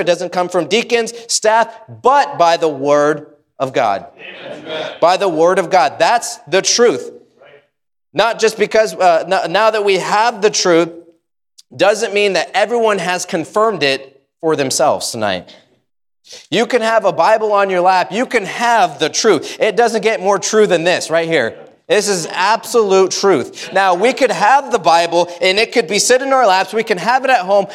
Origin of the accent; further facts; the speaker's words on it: United States; I love being an American Baptist. Uh, I, I love it. I love my country